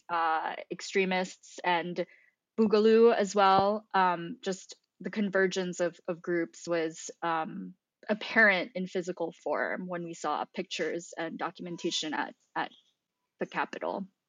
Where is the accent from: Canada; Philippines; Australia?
Philippines; now in United States; I grew up in the Philippines